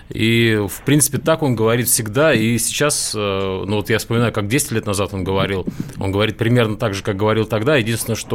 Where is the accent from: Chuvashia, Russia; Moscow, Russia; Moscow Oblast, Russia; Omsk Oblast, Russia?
Chuvashia, Russia; moved away; я родом из Чуваши, вы... долго там жил и работал.